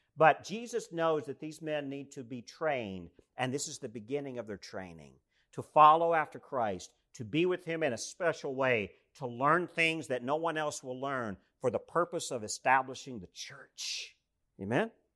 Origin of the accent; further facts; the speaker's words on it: East Tennessee, United States; moved away; So I grew up in East Tennessee. I grew up in the Southern Appalachians.